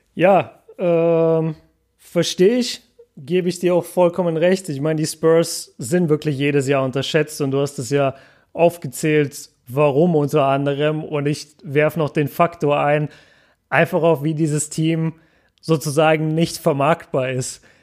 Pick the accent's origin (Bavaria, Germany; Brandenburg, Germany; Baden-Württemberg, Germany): Bavaria, Germany; Nuremberg; now in Ruhr area, Germany; bei uns in Nürnberg sagt man